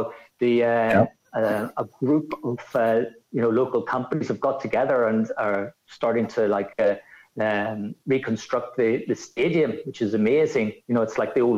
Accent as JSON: {"language": "English", "country": "Ireland", "also_born_or_lived": "Rome, Italy", "accent": "Irish", "moved": "as an adult", "said": "obviously with my accent, I'm Irish. But I moved to Rome in 1990"}